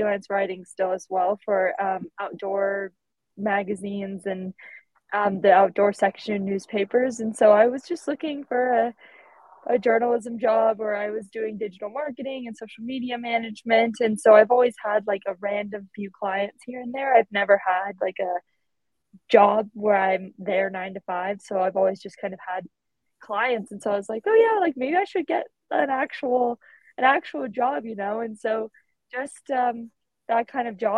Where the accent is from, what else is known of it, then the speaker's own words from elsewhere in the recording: United States; moved away; I'm from the States